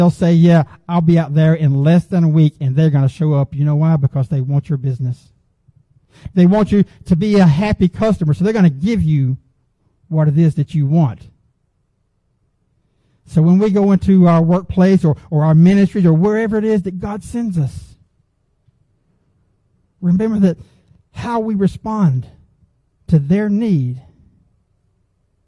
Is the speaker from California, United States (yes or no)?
no; Gwinnett County, Georgia, United States; I grew up in Gwinnett County before Gwinnett County blew up